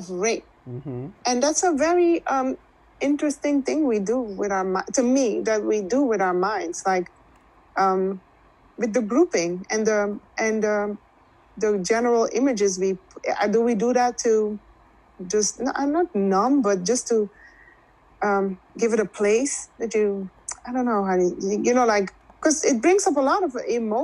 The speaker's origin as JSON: {"language": "English", "country": "Netherlands", "tie": "born or raised there", "moved": "yes", "lives_now": "United States", "said": "I was raised in the Netherlands"}